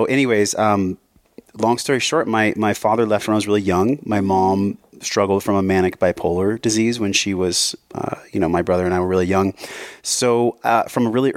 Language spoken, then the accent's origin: English; San Diego, California, United States; moved away as an adult; also born or lived in Hawaii; I grew up in San Diego